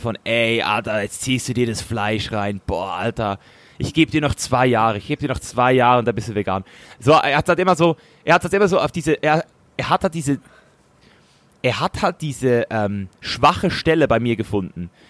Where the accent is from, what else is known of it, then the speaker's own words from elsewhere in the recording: Switzerland; als Schweizer Junge